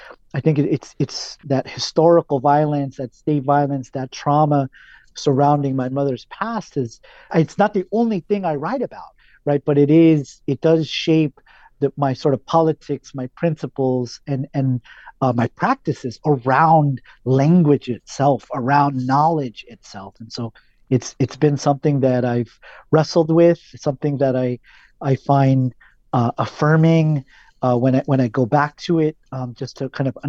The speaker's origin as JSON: {"language": "English", "region": "California", "country": "United States", "tie": "born or raised there", "said": "You know, I grew up here in Southern California."}